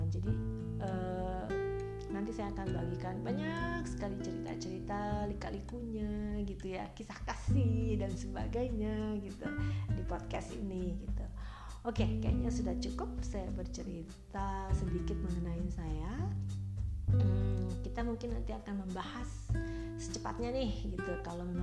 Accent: West Java, Indonesia; berhubung saya orang Sunda.

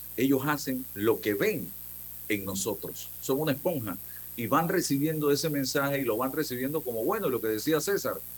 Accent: Panama; un país como el nuestro

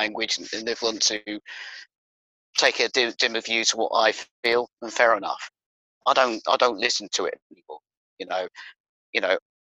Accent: Bedfordshire, East of England, United Kingdom; moved away as an adult; now in Northamptonshire, United Kingdom; I was born and bred in Bedfordshire

